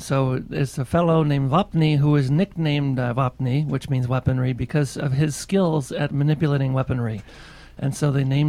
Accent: Manitoba, Canada; I'm from the Icelandic community that settled in Manitoba. So about 100 years ago, a quarter of the population of Iceland left and settled into the Interlake region of Manitoba. And so I'm descended from those

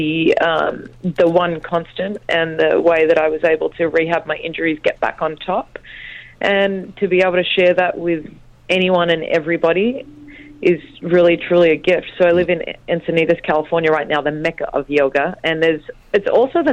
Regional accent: Sydney, New South Wales, Australia; I was born in Australia. I'm a middle child, definitely have middle child syndrome. And I grew up, I moved out of home when I was 13

